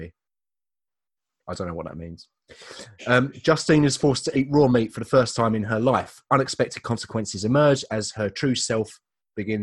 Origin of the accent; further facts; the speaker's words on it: Leigh-on-Sea, East of England, United Kingdom; my hometown